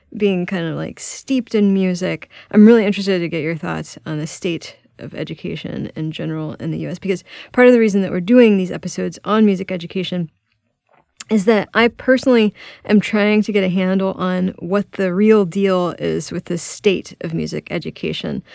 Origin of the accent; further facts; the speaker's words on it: Houston, Texas, United States; my hometown of Houston, Texas